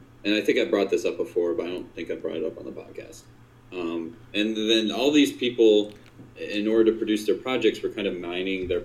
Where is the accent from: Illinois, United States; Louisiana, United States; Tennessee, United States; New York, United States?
Illinois, United States; Lockport; Growing up in Lockport, there was a certain version of Lockport that I grew up